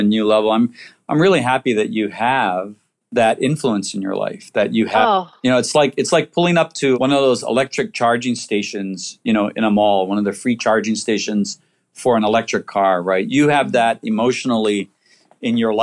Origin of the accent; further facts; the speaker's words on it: Waianae, Hawaii, United States; I grew up in Waianae